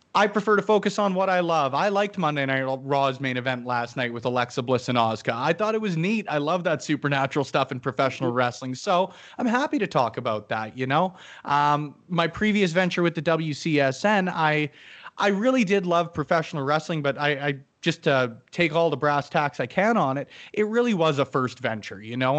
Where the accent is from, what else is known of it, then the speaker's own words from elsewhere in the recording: Canada; as a Canadian